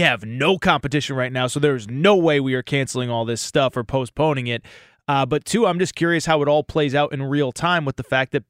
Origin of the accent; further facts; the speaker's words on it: New England, United States; because I've always been a huge college hoops fan growing up in New England